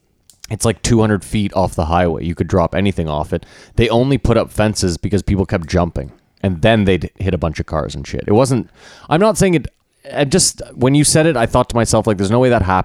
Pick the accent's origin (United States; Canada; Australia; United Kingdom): Canada; It was being Canadian, Halloween was always the worst. Like, I can't just be Spider-Man. I got to be Spider-Man with a jacket.